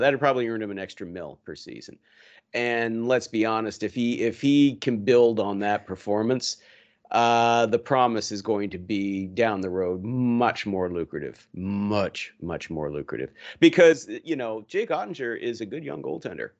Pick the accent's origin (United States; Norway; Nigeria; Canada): Canada; Yarmouth, Nova Scotia; moved away; my hometown in Yarmouth, Nova Scotia